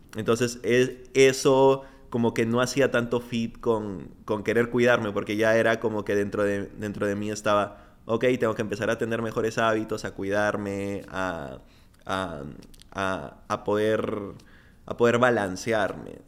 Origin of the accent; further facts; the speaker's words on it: Piura, Peru; moved away as an adult; Yo, yo crecí en Piura.